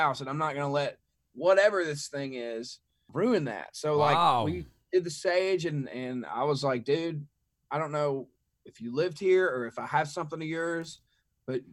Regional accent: Mississippi, United States; I grew up in Mississippi

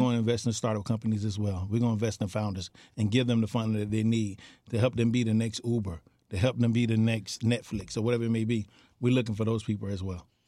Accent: Miami Gardens, Florida, United States; I'm born and raised in Carroll City, not Miami Gardens, Carroll City

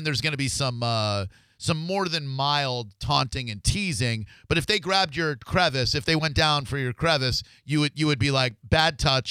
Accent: Orlando, Florida, United States; moved away; I'm from Orlando originally, but I moved over here in 2011.

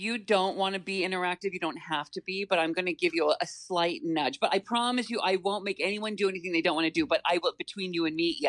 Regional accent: West Coast, United States; I come from the West Coast, right? Mm-hmm. So I'm so confused. I know nothing. And then, you know, I meet my husband and he lives here, and I come to Long Island.

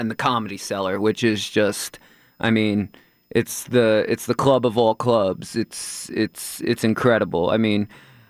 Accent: Queens, New York, United States; now in Manhattan, United States; I moved into Manhattan. That threw me. I'm from Queens. I had a deck. I had a pool.

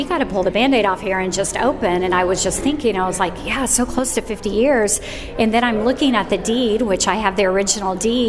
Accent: Tulsa, Oklahoma, United States; I'm from Tulsa

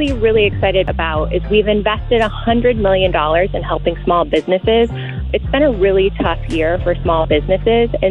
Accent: Pennsylvania, United States; I'm from Pennsylvania

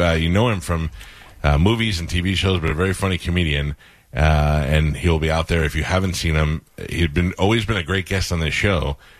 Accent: New York, United States; And I grew up in New York

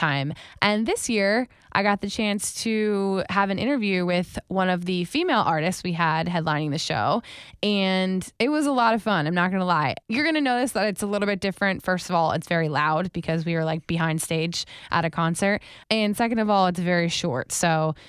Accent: Wellington, Florida, United States; I lived in Wellington specifically

